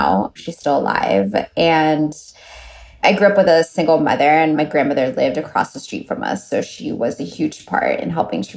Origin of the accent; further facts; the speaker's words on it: Miami, Florida, United States; I grew up in Miami